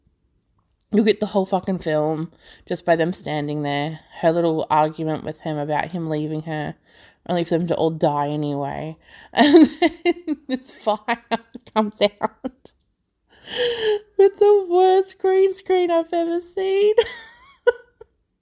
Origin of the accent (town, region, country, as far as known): Australia